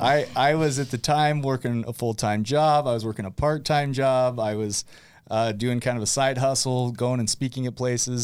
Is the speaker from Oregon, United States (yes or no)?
no; West Point, Utah, United States; also born or lived in Arizona; born and raised in West Point, West Point, Utah